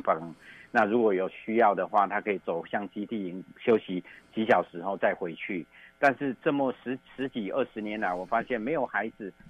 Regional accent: Taiwan; moved away as an adult; also born or lived in United States; 我后来回来台湾，在大学当教授的时候

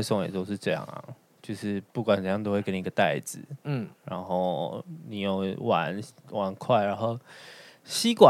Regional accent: Taichung, Taiwan; 台中啊，

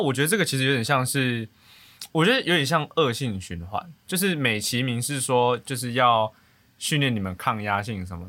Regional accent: northern Taiwan, Taiwan; 我是北部人

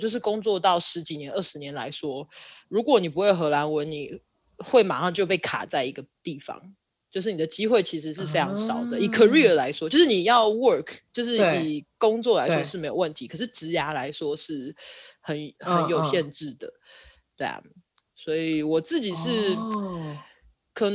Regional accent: Taiwan; also born or lived in United States; now in Netherlands; 有一天其实我会觉得我也是美国人，就是他跟我，我是台湾人，我也是美国人，就是这两个身份并不冲突。

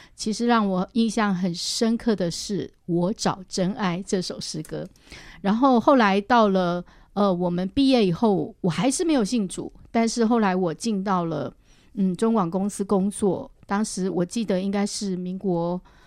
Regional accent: Guanyin, Taoyuan, Taiwan; 我从小是，呃，在桃园县的观音乡，算是客家村长大

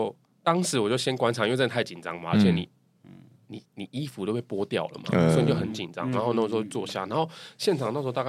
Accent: Taiwan; 然后一听到我是台湾人

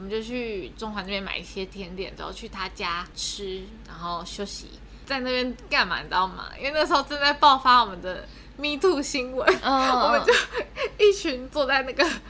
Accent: Taiwan; 然后我们就是台湾人

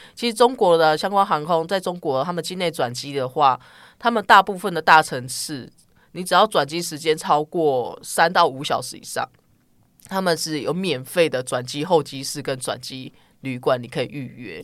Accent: Taichung, Taiwan; now in Taipei, Taiwan; 我讲普通话，其实没有什么，呃，台中腔什么，但是我是讲台语人知，我是台中人

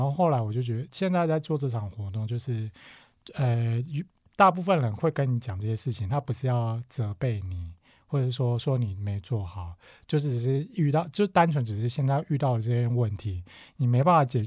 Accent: Taiwan; 身为台湾人

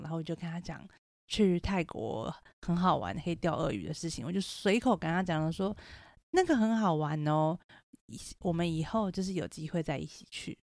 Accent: Taipei, Taiwan; 我就是台北人

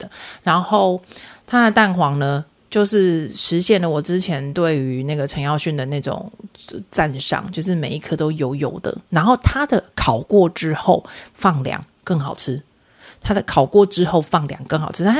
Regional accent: central and southern Taiwan, Taiwan; 就是中南部人的那种，不好意思啊，我们中南部人骄傲就是给你假包霸啦哈

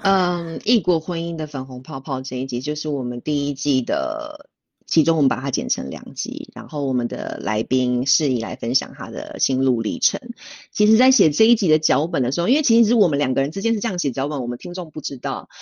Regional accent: Taiwan; now in Switzerland; 身为台湾人

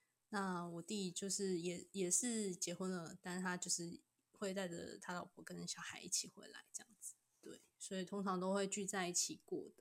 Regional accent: Kaohsiung, Taiwan; now in Tainan, Taiwan; 我是高雄人，然后现在在台南教书

